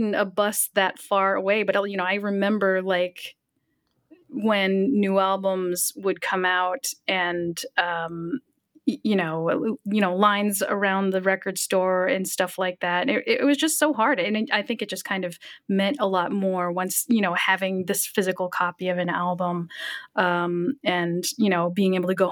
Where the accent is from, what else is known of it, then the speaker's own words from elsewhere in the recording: United States; as an American